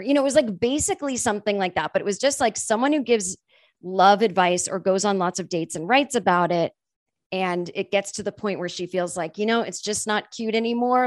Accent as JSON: {"language": "English", "region": "Massachusetts", "country": "United States", "said": "I'm from Massachusetts and we say Mary"}